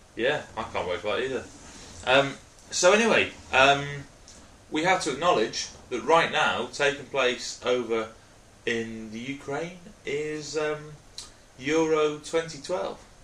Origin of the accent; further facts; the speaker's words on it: Wales, United Kingdom; I'm actually Welsh